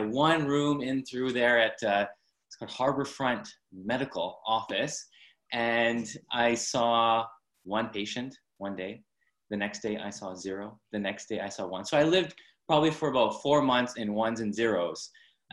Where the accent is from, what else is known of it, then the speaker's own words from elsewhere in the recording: Abbotsford, British Columbia, Canada; I'm from Abbotsford, BC, up in Canada